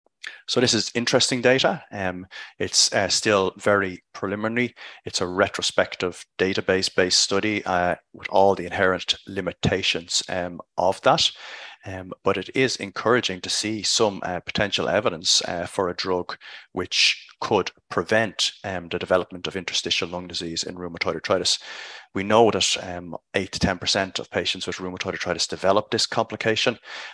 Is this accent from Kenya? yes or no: no; Dublin, Leinster, Ireland; from Dublin, Ireland, reporting for RoomNow from ACR 2022.